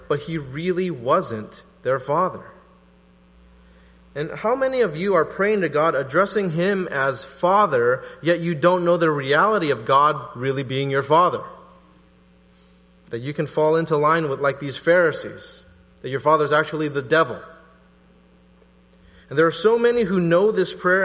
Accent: the Bay Area, California, United States; I'm from the Bay Area

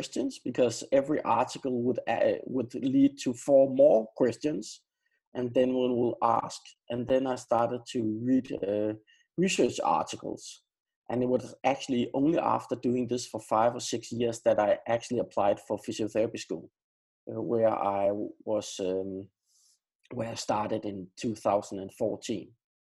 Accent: Denmark; now in Sweden; Now I'm living in Sweden, but I am from Denmark, and I am a Dane, but I live in Sweden right now.

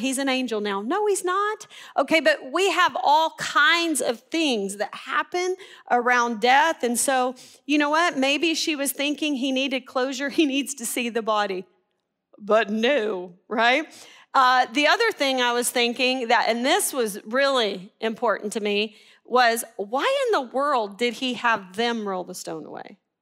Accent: Arkansas, United States; we're from Arkansas

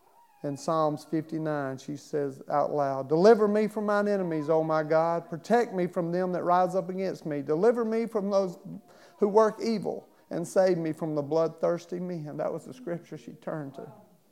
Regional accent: Baltimore, Maryland, United States; born there; I was born in Baltimore, Maryland. Both of my parents were alcoholics and drug abusers.

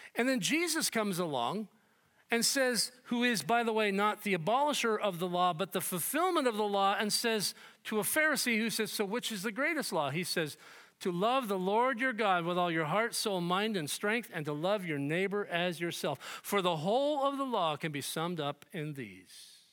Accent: United States; We, as evangelical American Christians

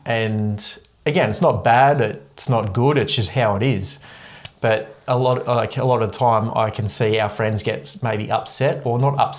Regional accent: Ulladulla, New South Wales, Australia; moved away as an adult; So I moved away from Ulladulla when I was 19.

